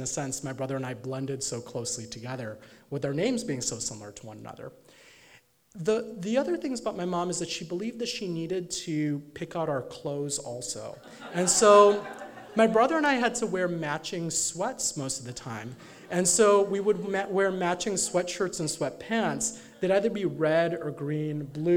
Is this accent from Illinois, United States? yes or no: yes; Chicago suburbs, Illinois, United States; growing up in the Chicago suburbs as an Indian American kid